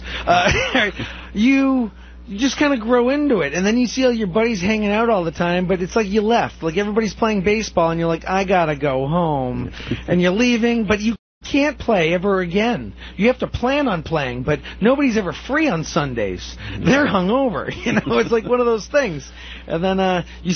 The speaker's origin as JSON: {"language": "English", "region": "Massachusetts", "country": "United States", "said": "no one would ever guess I'm from Massachusetts."}